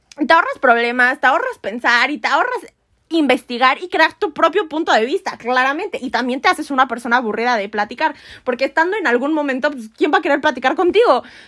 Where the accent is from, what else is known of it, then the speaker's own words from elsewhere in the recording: Mexico; nosotros como mexicanos, como comunidad